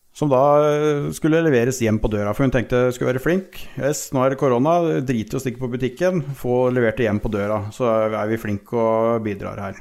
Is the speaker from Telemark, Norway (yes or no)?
yes; Telemark, Norway; now in Lierskogen, Norway; Jeg er opprinnelig telemarking